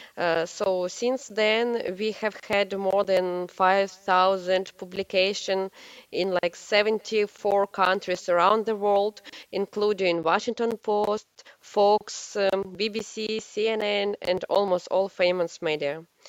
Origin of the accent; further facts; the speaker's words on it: Kyiv, Ukraine; English is a second language; moved away; I am from Kiev also